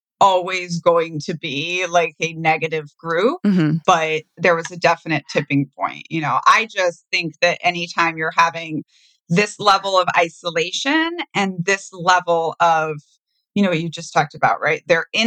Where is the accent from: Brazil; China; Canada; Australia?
Brazil; now in United States; I was growing up in Brazil where every rich person's house has a super high wall around it.